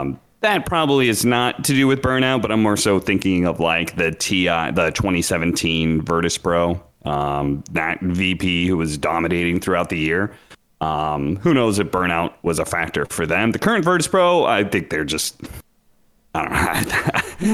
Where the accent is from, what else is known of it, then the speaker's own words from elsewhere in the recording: Pacific Northwest, United States; moved away; I grew up in the Pacific Northwest